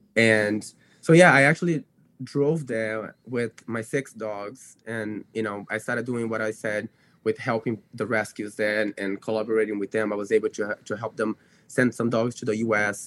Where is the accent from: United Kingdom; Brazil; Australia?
Brazil; English is a second language; moved away as an adult; now in United States; because I was born in the U.S., I grew up in Brazil.